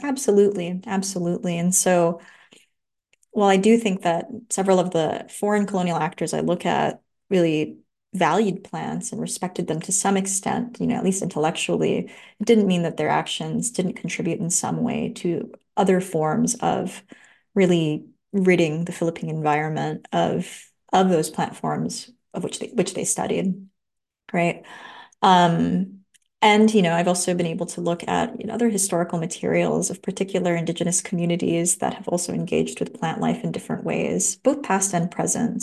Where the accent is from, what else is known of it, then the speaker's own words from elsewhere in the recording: Los Angeles, California, United States; now in Santa Cruz, United States; I grew up in Los Angeles, right by downtown L